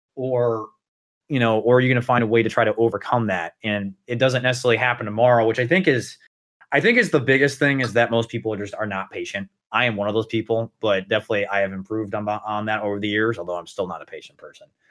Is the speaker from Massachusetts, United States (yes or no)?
no; Indiana, United States; I'm from the state of Indiana